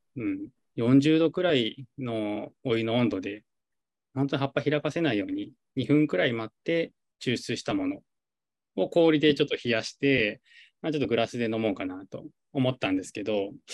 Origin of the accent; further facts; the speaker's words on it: Yamanashi, Japan; moved away as an adult; 僕はあの山梨県出身なんですけど、毎年実家の方から桃が届く